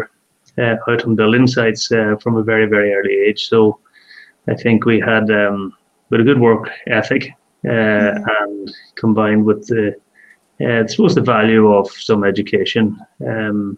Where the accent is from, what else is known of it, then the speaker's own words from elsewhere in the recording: Donegal, Ulster, Ireland; also born or lived in Scotland; I grew up just outside Donegal town